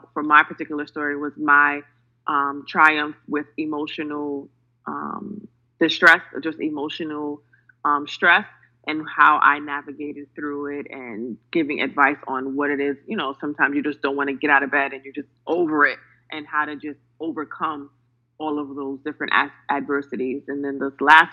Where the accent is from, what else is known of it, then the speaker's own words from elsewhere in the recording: New York City, New York, United States; I'm from New York City